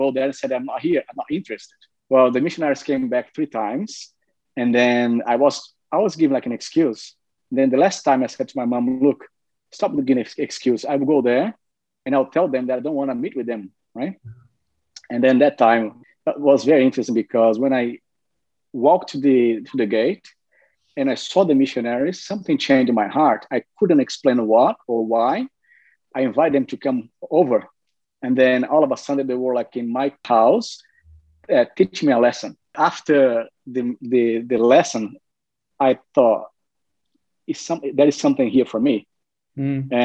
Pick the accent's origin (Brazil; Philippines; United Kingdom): Brazil; moved away; I'm from Brazil originally.